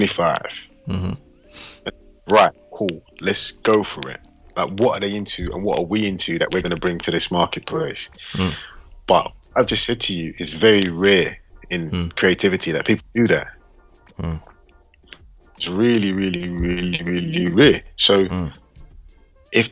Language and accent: English; London, United Kingdom; I'm from London